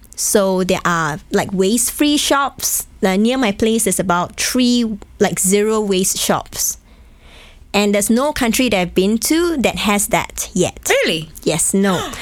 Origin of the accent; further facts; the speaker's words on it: Malaysia; also born or lived in Hong Kong; now in Bratislava, Slovakia; go back to my home country in Malaysia